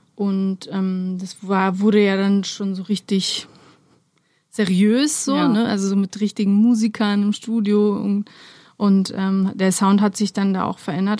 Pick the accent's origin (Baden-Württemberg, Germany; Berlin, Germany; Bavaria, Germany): Berlin, Germany; German is a second language; also born or lived in Romania; ich bin ja mit acht Jahren aus Rumänien hergekommen und ähm, bin aber in Lichterfelde Ost aufgewachsen